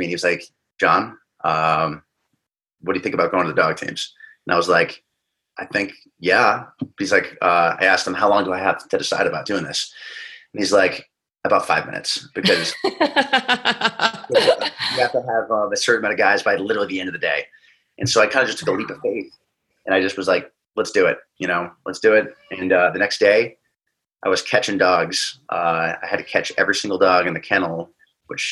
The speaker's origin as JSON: {"language": "English", "region": "New England", "country": "United States", "tie": "born or raised there", "moved": "as an adult", "lives_now": "Los Angeles, United States", "said": "I grew up little kid in New England"}